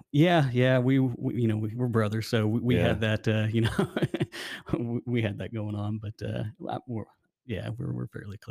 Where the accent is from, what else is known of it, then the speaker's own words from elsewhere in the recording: Arizona, United States; So I'm from Arizona. I have a family.